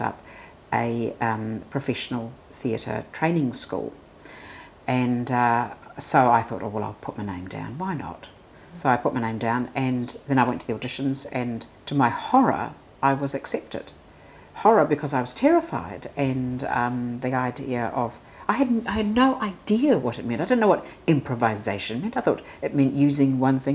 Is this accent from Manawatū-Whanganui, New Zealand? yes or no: yes; Palmerston North, Manawatū-Whanganui, New Zealand; moved away; also born or lived in Auckland; I grew up in Palmerston North